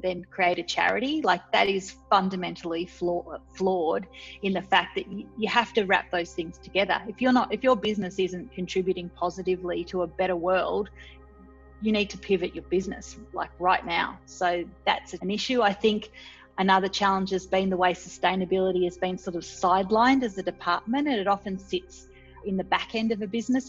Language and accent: English; Scotland, United Kingdom; My background is I was born in Scotland